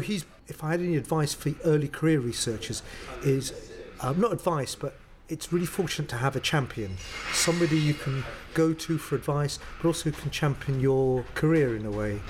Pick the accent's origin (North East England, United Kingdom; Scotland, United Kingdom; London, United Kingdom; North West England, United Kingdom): London, United Kingdom; I grew up in a place called Crouch End.